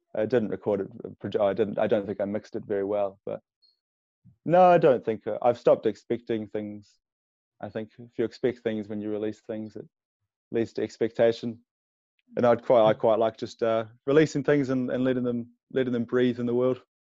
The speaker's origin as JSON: {"language": "English", "region": "Wellington", "country": "New Zealand", "tie": "born or raised there", "lives_now": "Napier, New Zealand", "said": "It's like four hours from Wellington, which is my hometown."}